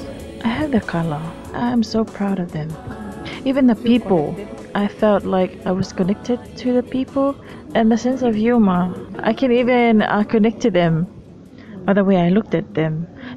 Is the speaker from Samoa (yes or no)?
yes; Samoa; I know I'm Samoan, I was born in Samoan. I'm never ashamed to tell my friends that I have Samoan Island ancestors. I have their color. I'm so proud of them.